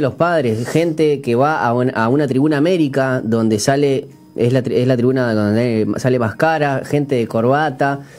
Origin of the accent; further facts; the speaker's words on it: Uruguay; nosotros siendo uruguayos